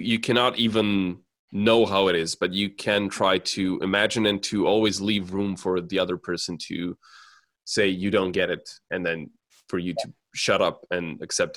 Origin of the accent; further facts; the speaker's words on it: Serbia; I grew up in Serbia